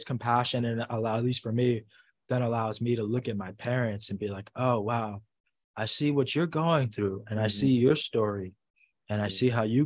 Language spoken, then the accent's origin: English; New York City, New York, United States; growing up in the Bronx